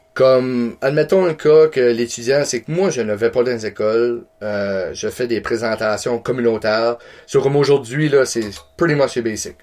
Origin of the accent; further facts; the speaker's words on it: Campbellton, New Brunswick, Canada; je viens de Camelton